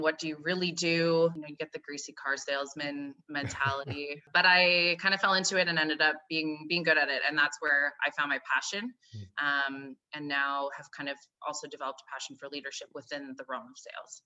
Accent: Calgary, Alberta, Canada; now in Toronto, Canada; I live in Toronto. I grew up in, I'm Canadian, grew up on the west coast of Canada in Calgary, Alberta

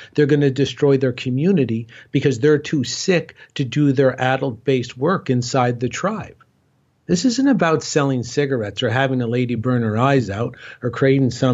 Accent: Cornwall, Ontario, Canada; my hometown, Cornwall, Ontario, Canada

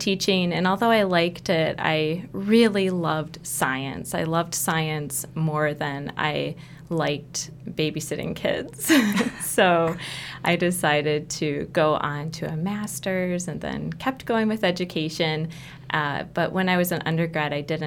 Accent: Ohio, United States; moved away as an adult; now in Wisconsin, United States; I grew up in Ohio

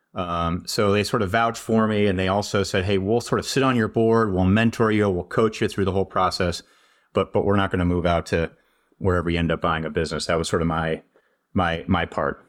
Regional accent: St. Louis, Missouri, United States; moved away as an adult; also born or lived in Maine / San Francisco Bay Area, California / Madison, Wisconsin; I grew up in Saint Louis, Missouri

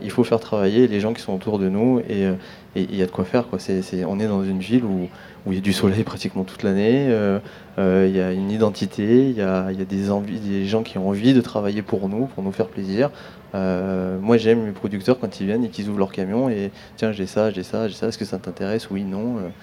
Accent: Grenoble, Auvergne-Rhône-Alpes, France; moved away as an adult; now in La Ciotat, France; je suis grenoblois, mais ça fait 12 ans que j'habite La Ciotat et que je travaille à Marseille

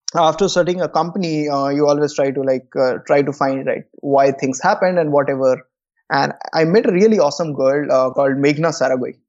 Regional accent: Koderma, Jharkhand, India; my hometown is, uh, a place called Kodurma in Jharkhand

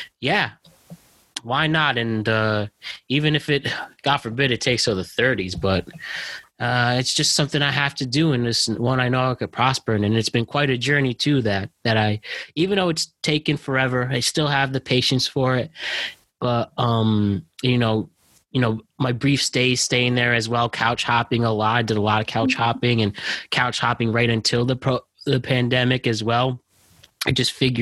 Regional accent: near Stanford, California, United States; moved away; if I didn't grow up in 10 minutes from Stanford

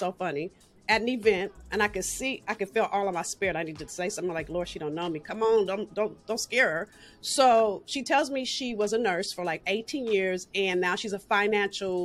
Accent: Los Angeles, California, United States; I'm from South Central

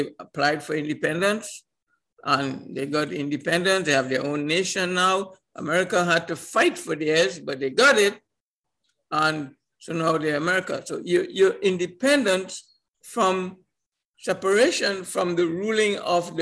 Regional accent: Trinidad & Tobago; I come from Trinidad Tobago, which when I was born, it was a colony of Britain

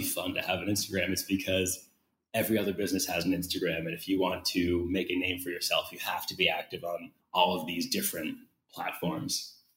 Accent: United States; now in Brazil; being American

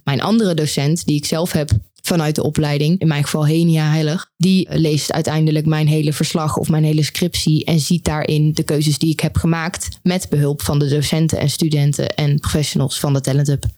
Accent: Oss, North Brabant, Netherlands; moved away as an adult; now in Eindhoven, Netherlands; Ik kom oorspronkelijk uit Os

